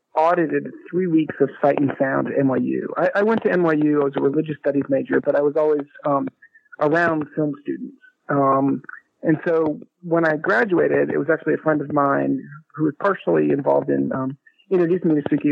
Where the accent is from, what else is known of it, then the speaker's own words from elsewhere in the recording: Chapel Hill, North Carolina, United States; I grew up in Chapel Hill, which is where I am now